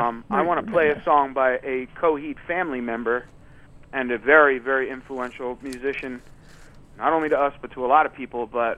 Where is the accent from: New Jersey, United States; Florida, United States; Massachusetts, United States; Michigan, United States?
New Jersey, United States; now in New York, United States; I'm in New York now, but I grew up in Jersey too